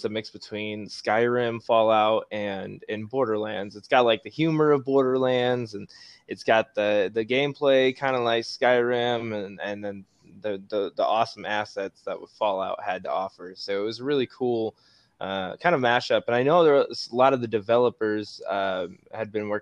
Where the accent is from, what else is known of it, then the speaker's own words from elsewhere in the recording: Nebraska, United States; I'm from, like, the great state of Nebraska